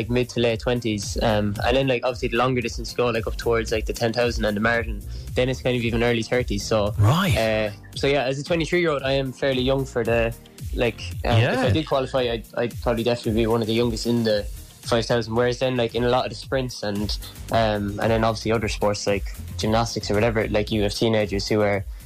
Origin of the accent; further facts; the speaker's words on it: Cork, Munster, Ireland; moved away as an adult; now in Dublin, Ireland; I'm from Cork, but I was in UCD